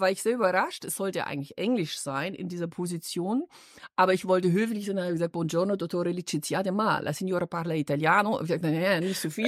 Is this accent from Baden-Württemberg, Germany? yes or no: no; Munich, Bavaria, Germany; accent: Bavarian; moved away as an adult; now in Düsseldorf, Germany; ich bin stolz, gebürtige Münchnerin ja. zu sein